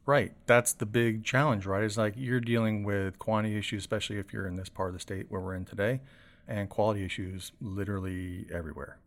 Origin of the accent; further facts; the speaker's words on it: Seffner, Florida, United States; I grew up in Sefner, so it was smack dab between the Florida State Fair and the Strawberry Festival